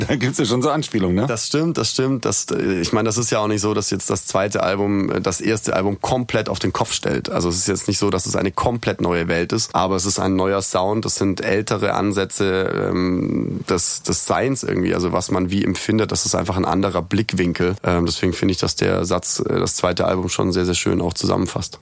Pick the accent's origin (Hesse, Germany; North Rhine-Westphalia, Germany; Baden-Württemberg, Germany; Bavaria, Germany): Baden-Württemberg, Germany; Nürtingen; also born or lived in Stuttgart; Ich komme ja ursprünglich aus Nürtingen